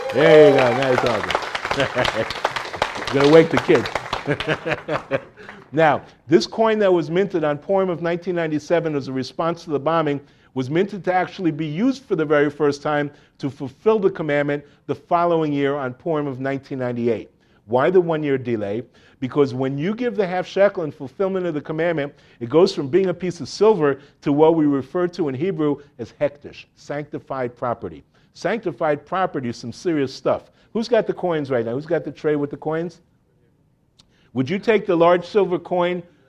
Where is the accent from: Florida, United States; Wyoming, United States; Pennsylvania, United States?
Florida, United States; Miami Beach; moved away as an adult; now in Jerusalem, Israel; I grew up in Miami, Miami Beach.